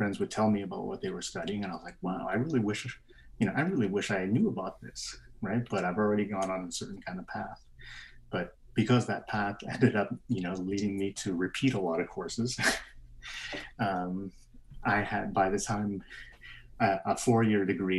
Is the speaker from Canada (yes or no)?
yes; Calgary, Alberta, Canada; moved away as an adult; also born or lived in Vietnam; now in Brussels, Belgium; growing up in Calgary in the Chinatown